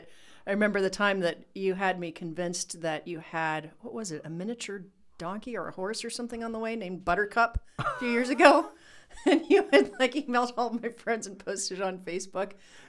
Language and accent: English; Ohio, United States; moved away; also born or lived in Texas; Because we're from Ohio and a ranch to us is still 5 acres.